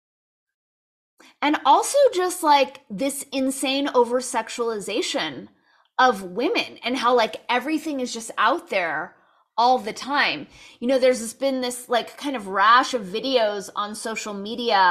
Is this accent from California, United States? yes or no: yes; Los Angeles, California, United States; I was born and raised in Los Angeles